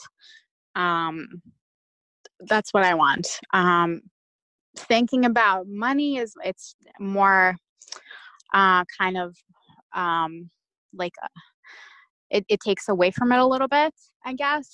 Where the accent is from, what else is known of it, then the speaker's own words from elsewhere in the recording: Russia; now in Detroit, United States; I'm Russian by birth. I was born in Russia